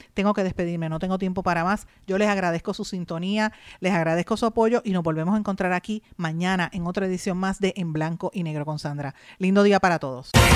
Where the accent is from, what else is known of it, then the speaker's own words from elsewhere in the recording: Puerto Rico; nosotros como puertorriqueños